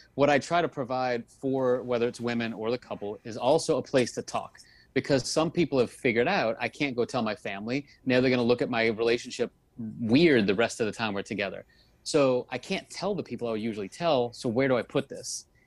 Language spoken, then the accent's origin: English; New Orleans, Louisiana, United States; now in Miami, United States; I'm, I'm originally from New Orleans, so I'm not a Miami native